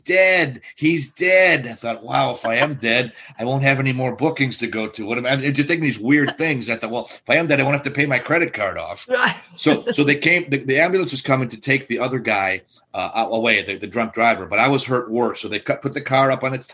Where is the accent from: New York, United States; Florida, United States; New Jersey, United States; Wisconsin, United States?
Wisconsin, United States; Milwaukee; I grew up in Wisconsin